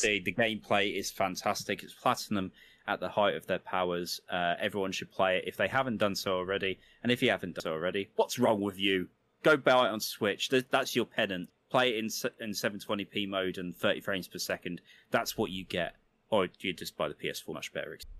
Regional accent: United Kingdom; being a Brit- British kid

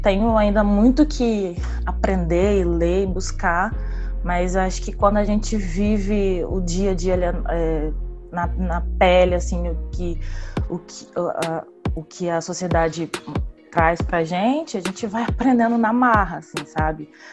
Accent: Vitória, Espírito Santo, Brazil; sou daqui de Vitória

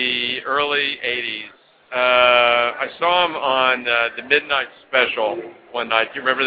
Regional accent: Dallas, Texas, United States; Dallas, Texas.

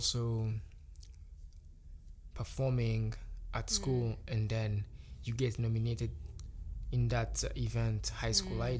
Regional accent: Kigali, Rwanda

